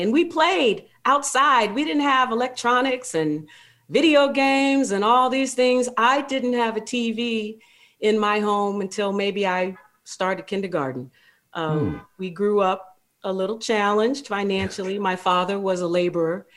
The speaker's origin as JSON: {"language": "English", "region": "Ohio", "country": "United States", "tie": "born or raised there"}